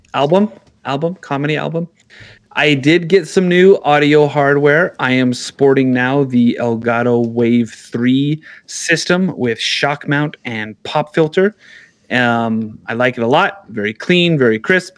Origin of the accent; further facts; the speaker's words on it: New Mexico, United States; I'm from New Mexico